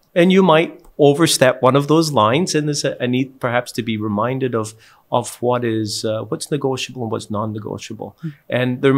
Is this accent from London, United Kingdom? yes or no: no; Scotland, United Kingdom; I'm from Scotland, and a pitch for us means a soccer field.